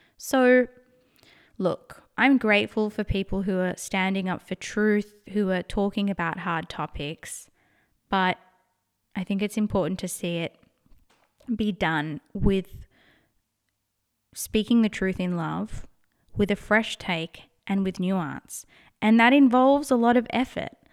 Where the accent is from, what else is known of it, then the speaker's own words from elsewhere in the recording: Australia; accent: Australian; I'm in Australia, if you can't tell by my accent